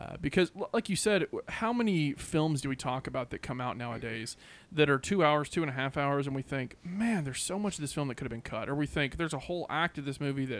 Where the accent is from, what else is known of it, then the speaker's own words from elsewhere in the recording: United States; We are dumb Americans